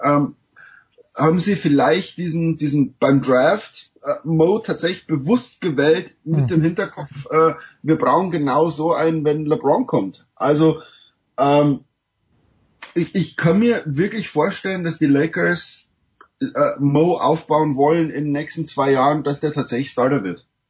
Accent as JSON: {"language": "German", "country": "Germany", "moved": "yes", "lives_now": "United States", "said": "als Deutscher"}